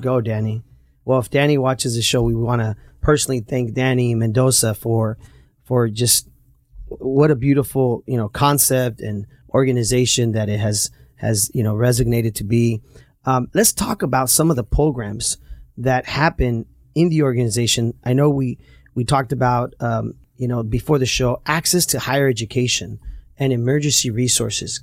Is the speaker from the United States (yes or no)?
yes; Santa Ana, California, United States; I grew up in Santa Ana and we grew up through some tough times